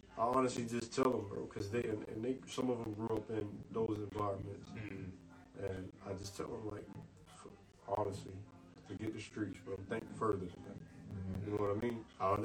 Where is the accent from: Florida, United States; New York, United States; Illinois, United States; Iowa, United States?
Florida, United States; Orlando; when I go to the hood where I'm from Carver Shores, like, that's where I grew up at.